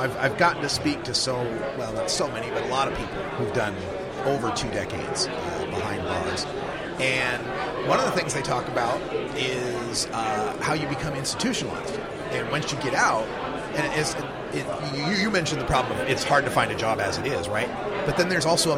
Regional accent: Idaho, United States; now in Oregon, United States; my home state of Idaho, where I was originally born

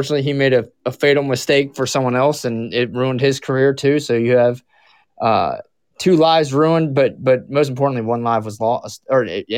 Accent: Southwest Florida, United States; moved away; I'm originally from Southwest Florida, where the Seminoles actually reside. Like, the Seminole culture is big in the area that I grew up

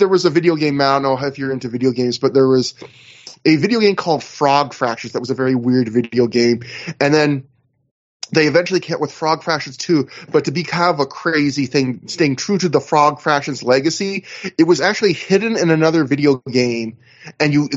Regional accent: Canada; I'm Canadian

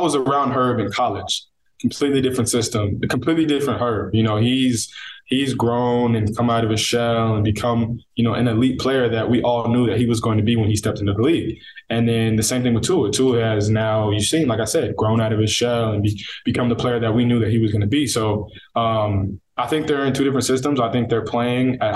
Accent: Northern California, United States; also born or lived in Coquitlam, British Columbia, Canada; now in Miami, United States; me and my sister were born up there. Grew up there until I was about 8, and then moved to NorCal, where I spent my adolescence.

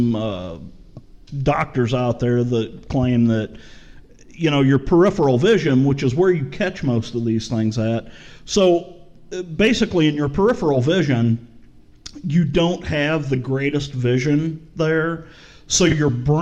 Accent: St. Louis, Missouri, United States; I grew up in St. Louis City

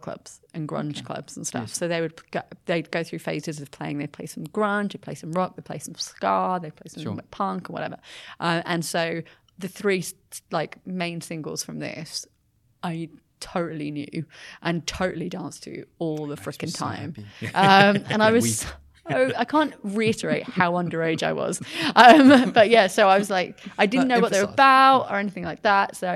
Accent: Brighton, South East England, United Kingdom; moved away; back in my hometown, like in Brighton

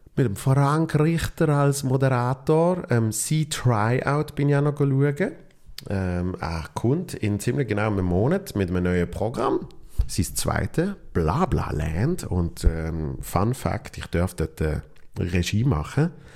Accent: Basel, Basel-Stadt, Switzerland; meiner Heimat äh, Basel

